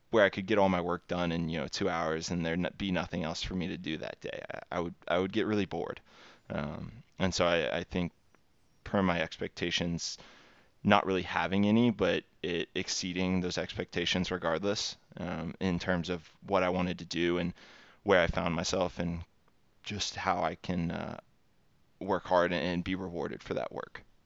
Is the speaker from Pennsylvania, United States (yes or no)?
no; Texas, United States; born and raised in Texas, uh, U S, and then, um, have stayed here my entire life